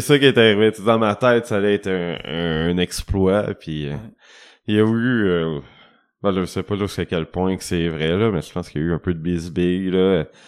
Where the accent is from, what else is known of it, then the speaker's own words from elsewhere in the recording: Rouyn-Noranda, Quebec, Canada; moi, je viens de Rouen